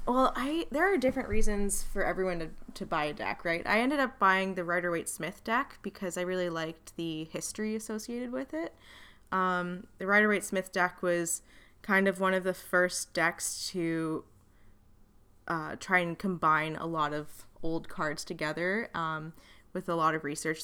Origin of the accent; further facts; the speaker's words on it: Wales, United Kingdom; I'm also Welsh.